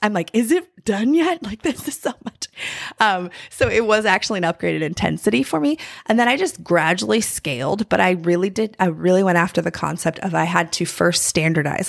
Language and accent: English; North Carolina, United States; I'm from North Carolina, and there's, like, a famous bakery, uh, in my hometown